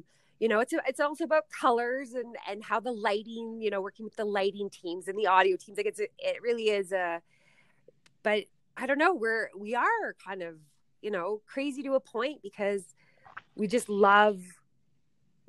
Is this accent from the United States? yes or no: no; Ottawa, Ontario, Canada; moved away; I'm from Ottawa, moved out here with a company that was servicing to oil and gas